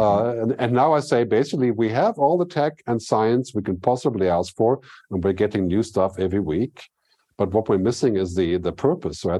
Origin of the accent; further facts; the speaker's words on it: Switzerland; also born or lived in Zurich; Swiss people tend to be much more shielded from the from the rest of the world because of our exclusive status.